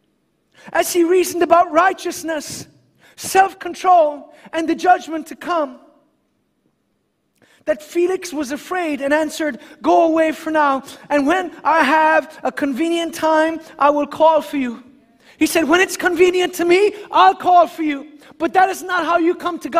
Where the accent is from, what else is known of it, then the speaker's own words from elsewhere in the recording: Ireland; myself as an Irishman